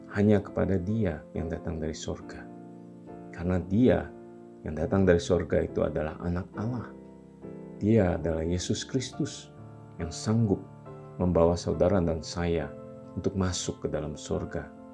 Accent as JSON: {"language": "Indonesian", "region": "Kalimantan", "country": "Indonesia", "also_born_or_lived": "Java", "moved": "yes", "said": "asal-usul saya yang dari Kalimantan"}